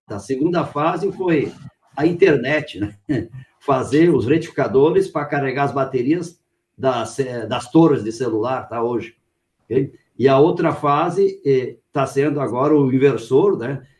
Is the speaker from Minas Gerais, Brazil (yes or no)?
no; Lajeado, Rio Grande do Sul, Brazil; now in São Paulo, Brazil; eu nasci no Rio Grande do Sul, na cidade de Lajeado